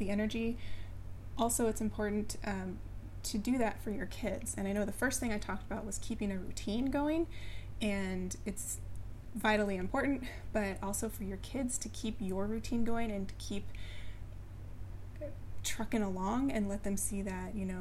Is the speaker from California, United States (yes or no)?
yes; California, United States; moved away as an adult; also born or lived in Colorado; we moved from California to Colorado, and I hadn't lived in California my entire life